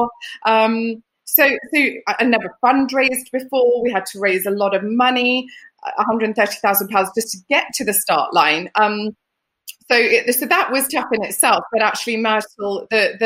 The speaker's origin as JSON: {"language": "English", "country": "United Kingdom", "tie": "born or raised there", "also_born_or_lived": "Lapland, Finland", "said": "we moved to the UK when I was 7"}